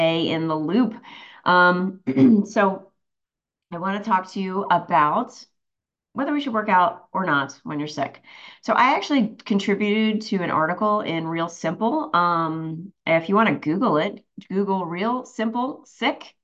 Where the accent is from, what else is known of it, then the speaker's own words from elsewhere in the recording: New Jersey, United States; I'm from Jersey